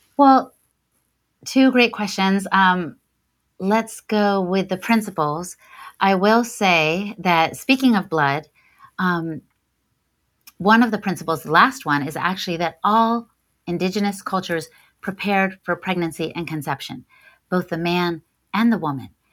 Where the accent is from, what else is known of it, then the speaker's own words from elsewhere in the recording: Washington, District of Columbia, United States; my hometown of DC